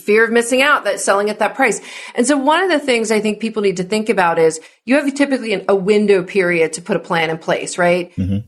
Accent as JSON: {"language": "English", "region": "New Jersey", "country": "United States", "moved": "yes", "lives_now": "California, United States", "said": "I'm from New Jersey and I live in mm-hmm. California."}